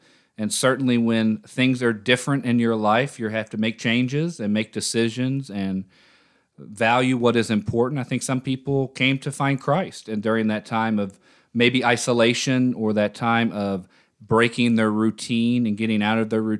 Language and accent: English; Louisville, Kentucky, United States; I grew up in the Orthodox Church. I'm originally from Louisville, Kentucky, or if you're a native, you say Louisville.